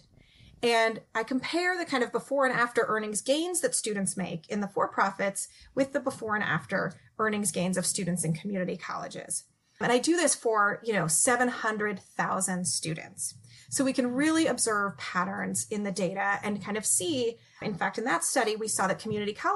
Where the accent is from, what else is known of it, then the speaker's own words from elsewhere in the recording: California, United States; I'm from California